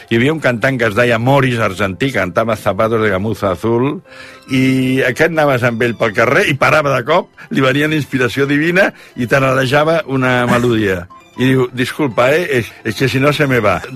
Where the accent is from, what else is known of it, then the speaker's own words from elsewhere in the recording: Catalonia, Spain; ara vaig per les vinyes de, de la meva comarca de Barberà de la Conca